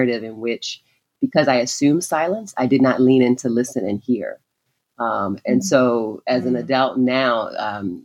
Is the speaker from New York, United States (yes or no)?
no; Baltimore, Maryland, United States; growing up in Baltimore